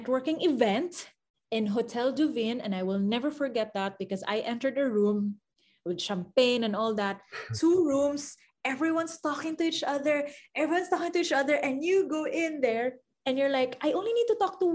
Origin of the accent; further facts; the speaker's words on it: Philippines; from the Philippines